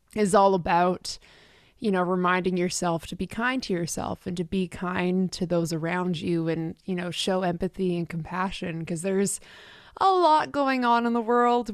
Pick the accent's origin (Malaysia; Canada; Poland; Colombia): Canada; Richmond, British Columbia; moved away as an adult; now in Nashville, United States; I'm originally from the West Coast of Canada, so grew up in Richmond, which is just outside of Vancouver.